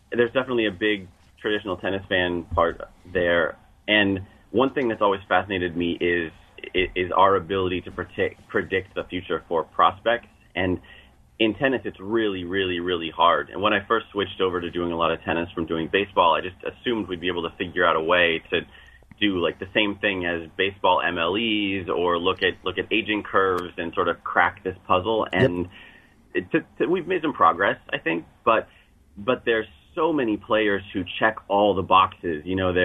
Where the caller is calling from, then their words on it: New York City, New York, United States; New York City.